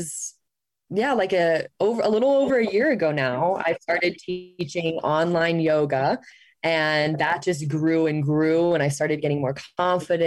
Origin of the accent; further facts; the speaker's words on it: Ohio, United States; moved away as an adult; also born or lived in Phoenix; I grew up in Ohio and grew up in the Catholic faith